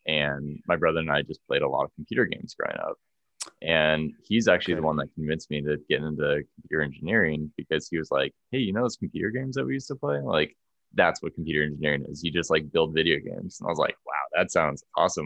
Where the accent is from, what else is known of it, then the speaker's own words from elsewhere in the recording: Orange County, California, United States; moved away as an adult; also born or lived in Santa Barbara, California / San Francisco, California; now in Boulder, United States; i'm from california yeah so i grew up in orange county